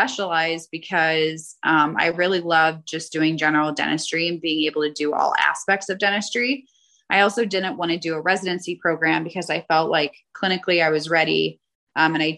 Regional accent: Chicago, Illinois, United States; moved away as an adult; now in Aurora, Colorado, United States; I grew up in Illinois

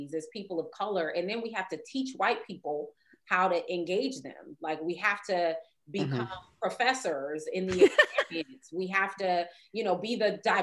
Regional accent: Compton, California, United States; I went to a Black college and I grew up in Compton

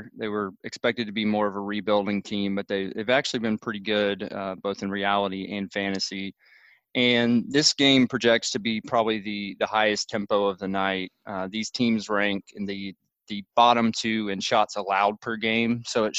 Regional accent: Nashville, Tennessee, United States; Come to my hometown.

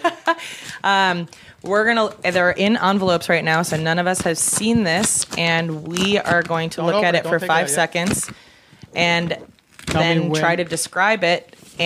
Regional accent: Midwest, United States; I'm from the Midwest, so that's like the popular test there.

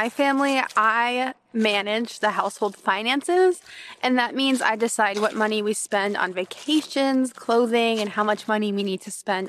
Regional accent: United States; So I grew up in the United States

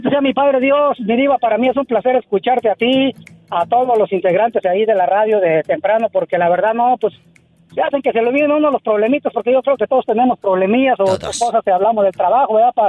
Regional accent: Michoacán, Mexico; born or raised there; moved away

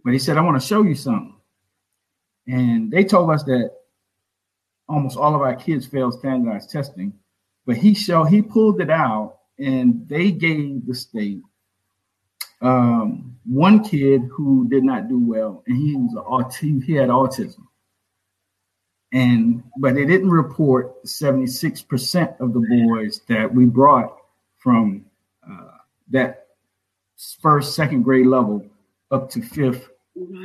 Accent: Orangeburg, South Carolina, United States; born or raised there

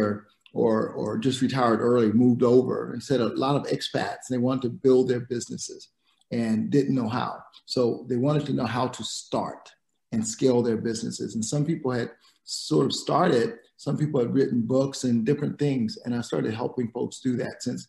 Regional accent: South Carolina, United States; moved away; also born or lived in Dominican Republic; I grew up in South Carolina

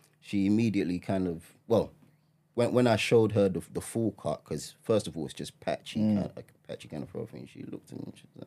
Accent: Ghana; I'm Ghanaian.

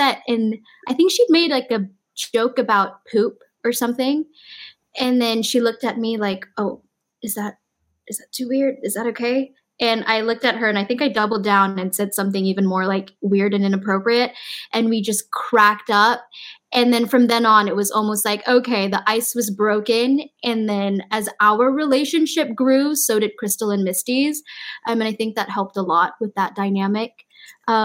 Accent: Malaysia; moved away; I'm from Malaysia

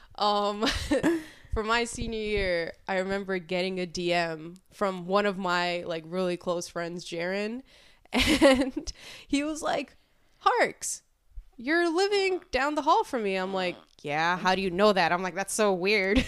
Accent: New York City, New York, United States; moved away as an adult; now in Albany, United States; originally from Queens, New York, and I moved up to Albany back in twenty seventeen

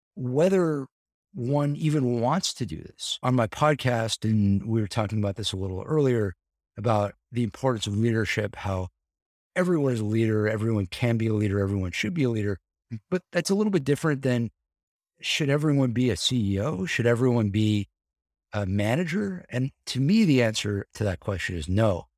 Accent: Encino, California, United States; I grew up very close to the Jackson compound

